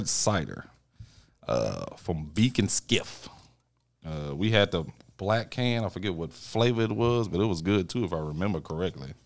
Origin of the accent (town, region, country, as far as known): Tennessee, United States; born or raised there; also born or lived in Kentucky / Nashville / Lebanon, Tennessee